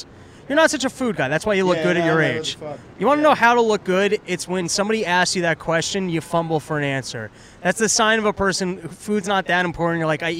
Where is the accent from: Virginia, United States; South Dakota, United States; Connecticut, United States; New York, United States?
New York, United States; New York City; I grew up in Washington Heights. I know cities. I'm from Manhattan.